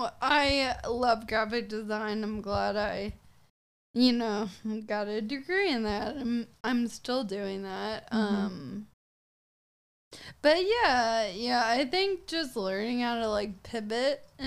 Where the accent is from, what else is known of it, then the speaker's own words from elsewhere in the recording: Franklin, United States; I'm from Franklin